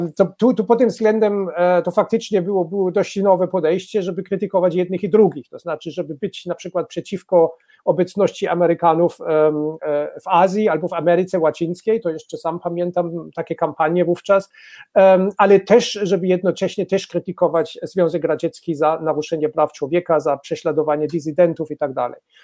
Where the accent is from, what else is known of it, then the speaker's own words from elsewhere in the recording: Baden-Württemberg, Germany; Polish is a second language; w Badenii Wittenbergi, skąd, skąd pochodzę